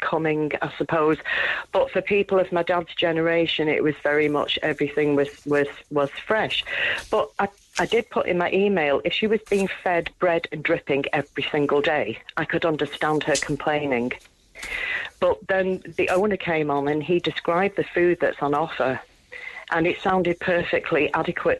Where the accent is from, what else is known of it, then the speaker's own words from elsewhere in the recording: England, United Kingdom; I'm half Irish, half Ukrainian, but English by birth